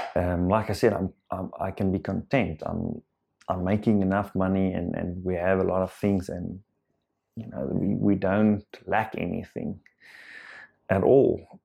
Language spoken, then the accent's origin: English; South Africa; first language Afrikaans; English is a second language; I am Afrikaans